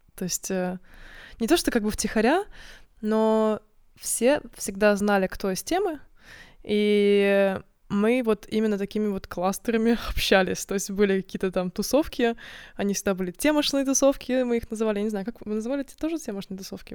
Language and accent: Russian; Narva, Ida-Viru County, Estonia; moved away as an adult; also born or lived in Tartu, Estonia; now in Sweden; Я не из Таллина. Я родилась в Нарве